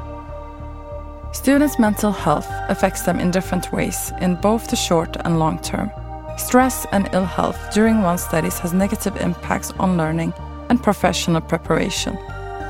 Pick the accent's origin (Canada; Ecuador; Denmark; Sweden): Sweden; moved away as an adult; also born or lived in Turkey / China; now in Malmö, Sweden; I grew up in Sweden, but ended up spending the majority of my adult life abroad